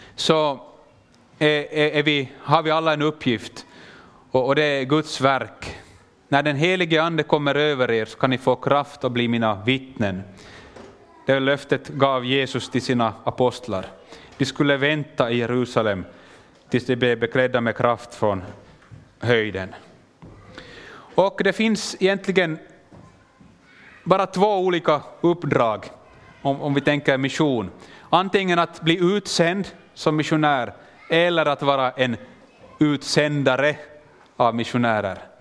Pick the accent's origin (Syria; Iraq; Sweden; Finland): Finland; also born or lived in Kenya; jag kommer från Finland men jag pratar svenska